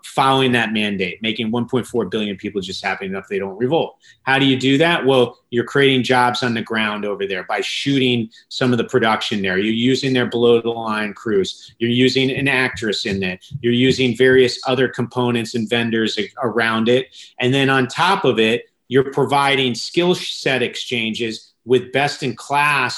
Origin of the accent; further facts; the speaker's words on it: United States; as an American, especially one that's living here.